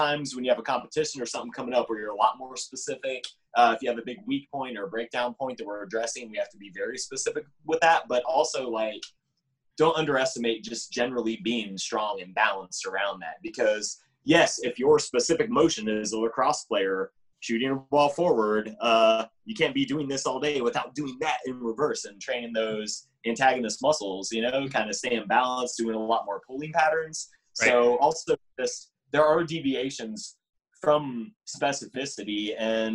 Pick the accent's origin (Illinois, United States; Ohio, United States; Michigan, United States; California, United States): Ohio, United States; Middletown; moved away as an adult; also born or lived in Bowling Green, Ohio; now in Washington, D.C., United States; I grew up in Middletown, Ohio, which is cleverly named as the town in the middle of Cincinnati and Dayton